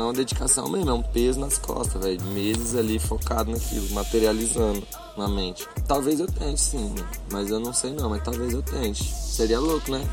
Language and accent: Portuguese; Mato Grosso do Sul, Brazil; que é da minha cidade